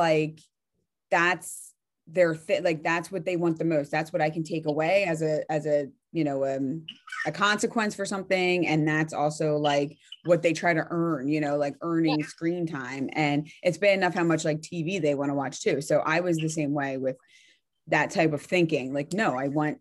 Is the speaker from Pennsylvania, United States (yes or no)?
yes; Delaware County, Pennsylvania, United States; moved away as an adult; now in Berks County, Pennsylvania, United States; I'm in Berks County right now, but I'm from Delaware County